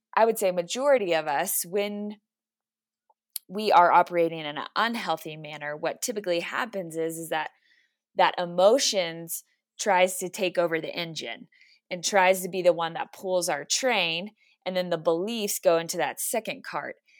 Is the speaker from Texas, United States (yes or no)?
yes; Texas, United States; now in Colorado Springs, United States; I'm originally from Texas, so I will, I will always claim Texas, but I am in Colorado Springs 'cause my husband is in the Air Force